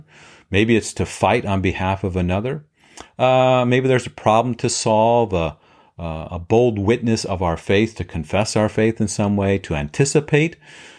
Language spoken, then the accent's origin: English; Papua New Guinea; now in Detroit, United States; I grew up in Papua New Guinea as a missionary kid. I'm currently in the Metro Detroit area.